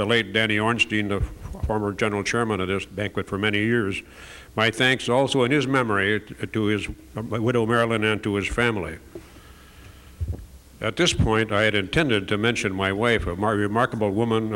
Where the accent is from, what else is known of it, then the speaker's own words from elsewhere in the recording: Shawano, Wisconsin, United States; growing up in Shawano